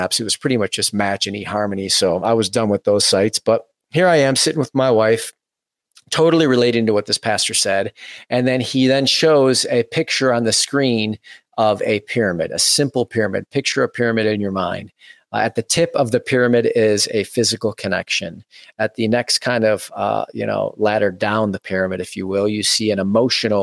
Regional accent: Farmington, Michigan, United States; Having been born and raised in the Metro Detroit suburbs, Farmington, Michigan, to be specific, grew up in a family of six total

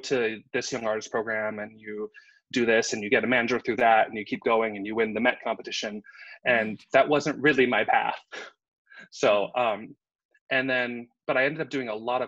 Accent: Southern California, United States; I grew up in Southern California

